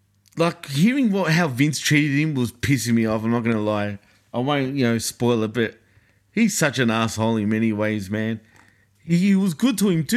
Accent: Australia; accent: Aussie; my great Aussie accent

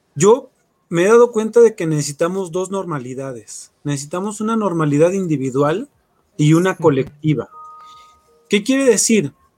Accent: Mexico; somos mexicanos

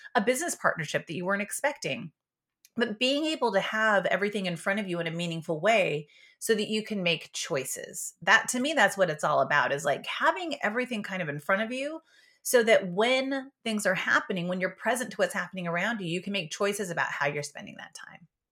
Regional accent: Yakima, Washington, United States; I was born in Yakima, Washington, but not on a farm. But I was, I was raised on a berry farm

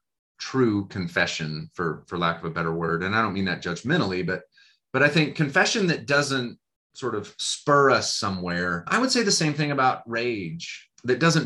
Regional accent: United States; as American people

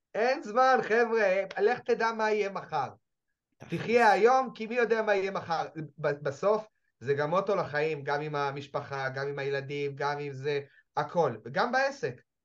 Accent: Jerusalem, Jerusalem District, Israel; אני ירושלמי

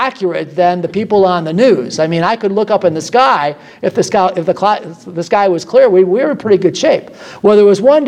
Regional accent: Midwest, United States; now in Florida, United States; I come from the Midwest

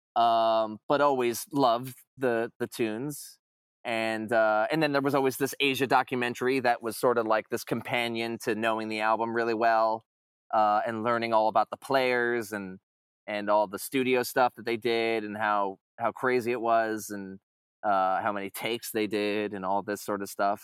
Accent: Long Island, New York, United States; I'm from Long Island myself

